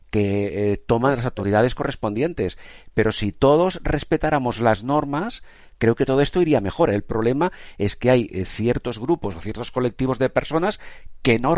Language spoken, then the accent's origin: Spanish; Spain; expresamente a propósito porque sabemos cómo somos los españoles, que vamos mucho a nuestro aire